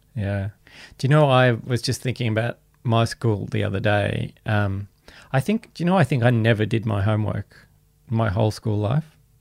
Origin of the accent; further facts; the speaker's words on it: Canberra, Australian Capital Territory, Australia; I grew up in Canberra in the kind of, you know, seventies, eighties